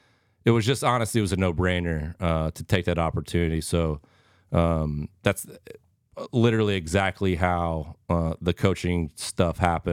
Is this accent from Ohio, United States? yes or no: yes; Cincinnati, Ohio, United States; And he knew I was from Cincy